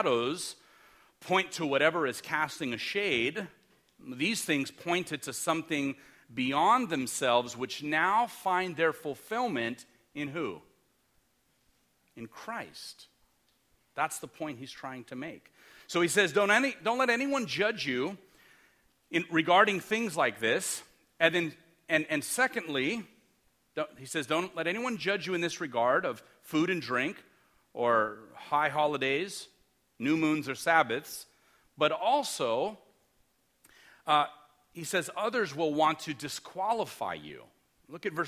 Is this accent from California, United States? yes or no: yes; Los Angeles, California, United States; I'm from Los Angeles. We grew up in the city.